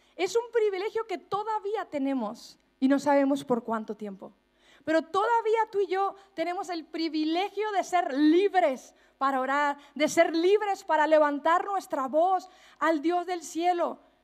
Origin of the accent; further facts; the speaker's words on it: Mexico; accent: Mexican; moved away as an adult; now in Spain; hablando como mexicana